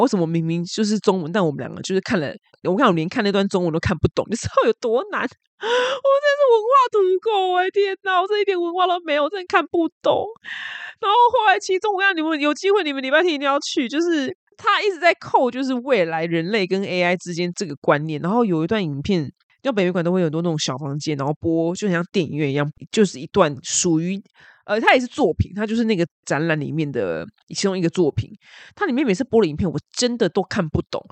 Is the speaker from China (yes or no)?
no; Taiwan; 我们台湾人最 care 的就是吃